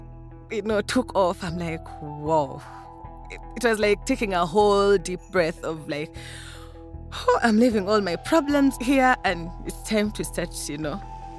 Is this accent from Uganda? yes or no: yes; Uganda; I am from Uganda.